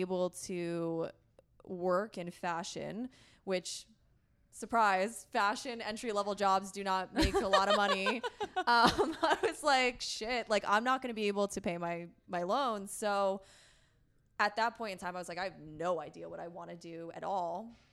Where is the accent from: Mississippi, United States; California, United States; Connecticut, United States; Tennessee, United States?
Connecticut, United States; moved away as an adult; also born or lived in upstate New York / New York City; now in San Diego, United States; I grew up in Connecticut, kind of along the shoreline in a very white, very conservative area